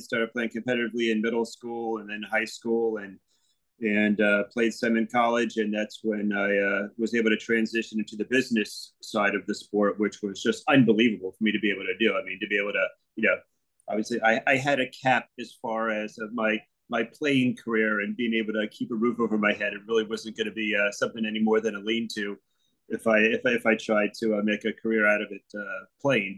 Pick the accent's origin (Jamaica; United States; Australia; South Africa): United States; Fort Lauderdale, Florida; also born or lived in Plantation, Florida / Boca Raton, Florida / Delray Beach, Florida; I'm born and raised in South Florida. You know, one of the few people that can call themselves a native in Fort Lauderdale and Plantation